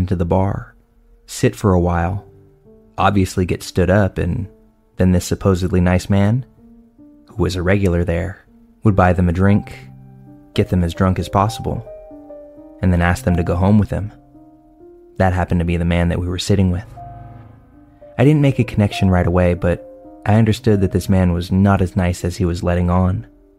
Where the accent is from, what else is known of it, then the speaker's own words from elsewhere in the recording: Tampa, Florida, United States; I'm from the Tampa, St. Petersburg area of Florida